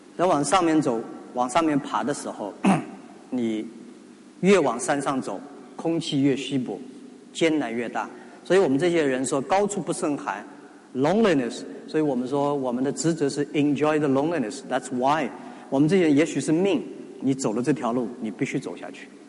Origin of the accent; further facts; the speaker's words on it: China; 作为中国人 中国大陆人